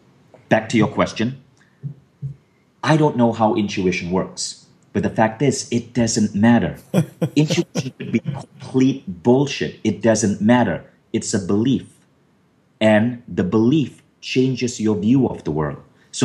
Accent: North India, India; I had Caucasian features like a larger nose and hair on my arms and legs because I'm Northern Indian.

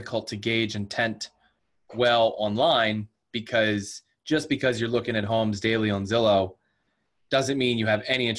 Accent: Pennsylvania, United States; now in Washington, United States; Pennsylvania's my home state

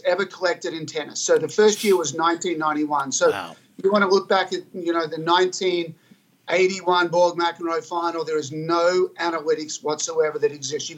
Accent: Albury, New South Wales, Australia; I grew up in Albury, Australia, a rural country place, but it's a hotbed of tennis

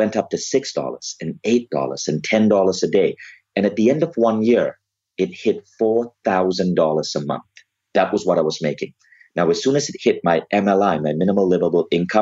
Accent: Malaysia; moved away as an adult; also born or lived in Ann Arbor, Michigan, United States / New York, United States; now in Kuala Lumpur, Malaysia; I was born in Malaysia, which is a country with a 50% Muslim population

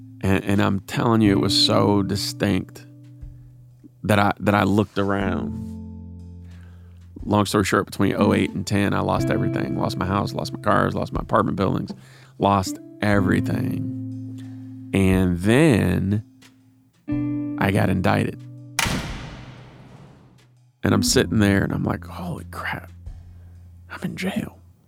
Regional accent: Cleveland, Ohio, United States; Growing up in Cleveland.

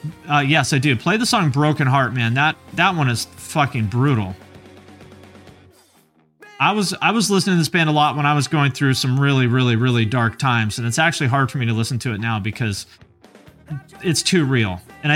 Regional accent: Chino, California, United States; now in Newport, United States; I live in Newport, but I'm from Chino. I'm from the wrong side of the tracks.

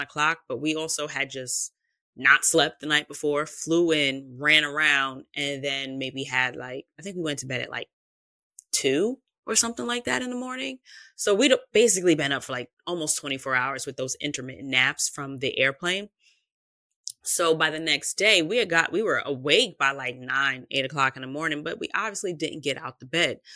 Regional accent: New York, United States; I am from New York

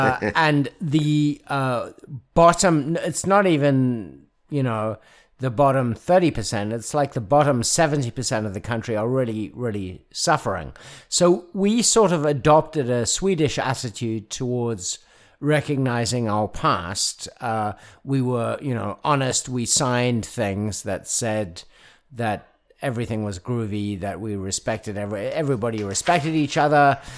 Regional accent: South Africa; But it does prompt me to, as a South African, it prompts me to ask the question that we had a Truth and Reconciliation Commission.

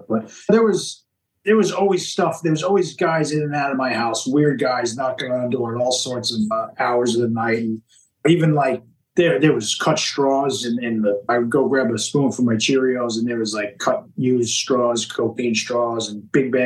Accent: Long Island, New York, United States; I grew up on Long Island, New York

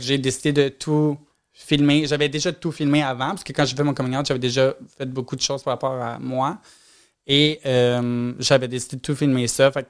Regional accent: Repentigny, Quebec, Canada

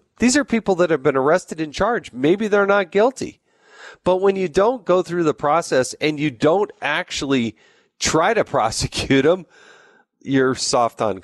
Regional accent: Arizona, United States; moved away; I actually went to grade school and high school there

